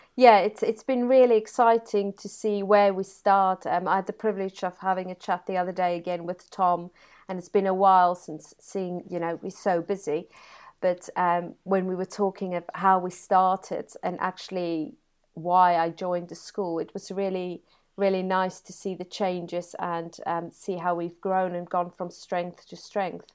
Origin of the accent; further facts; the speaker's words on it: Free State, South Africa; now in Brighouse, United Kingdom; born and bred in South Africa in a beautiful part of the world called the Free State